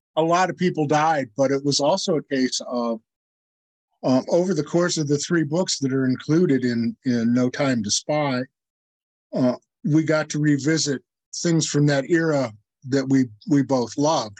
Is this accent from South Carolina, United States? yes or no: no; Iowa, United States; my hometown in Iowa